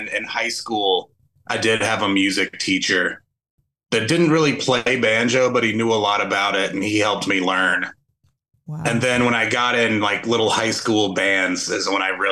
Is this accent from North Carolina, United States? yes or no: yes; North Carolina, United States; I grew up in North Carolina